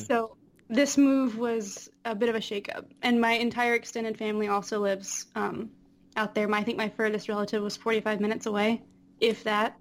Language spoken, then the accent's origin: English; Apex, North Carolina, United States; moved away; Just outside of Raleigh. Mm. Uh, Apex